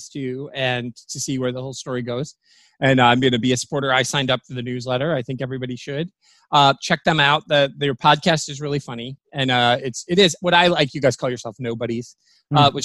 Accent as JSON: {"language": "English", "region": "Michigan", "country": "United States", "said": "we're from Michigan."}